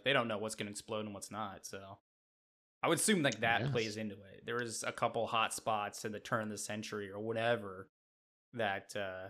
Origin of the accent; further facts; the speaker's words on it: Midwest, United States; accent: Midwestern; It's my Midwestern accent.